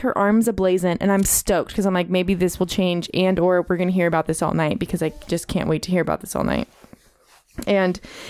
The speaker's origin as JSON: {"language": "English", "area": "the Bay Area", "region": "California", "country": "United States", "said": "Because we're all from the Bay."}